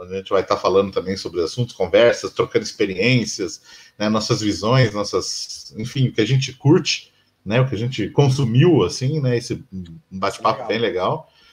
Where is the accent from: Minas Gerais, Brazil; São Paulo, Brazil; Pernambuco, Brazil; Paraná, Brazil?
Paraná, Brazil; Curitiba; A gente é de Curitiba